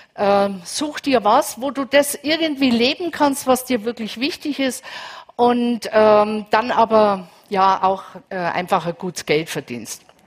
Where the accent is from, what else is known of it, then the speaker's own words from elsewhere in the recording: Franconia, Bavaria, Germany; also born or lived in Munich; ich bin aus Bayern, für alle aus Bayern, ich bin aus Franken.